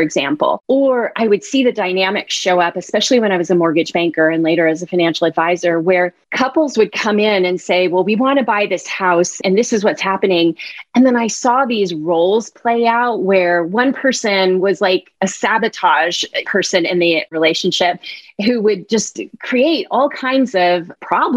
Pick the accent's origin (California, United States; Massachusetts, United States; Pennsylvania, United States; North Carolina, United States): California, United States; Bay Area; I grew up in the Bay Area